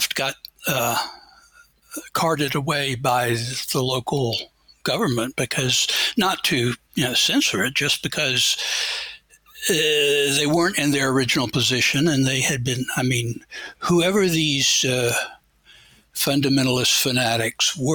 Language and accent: English; Atlanta, Georgia, United States; I grew up here in Atlanta, but I've lived out in the boondocks.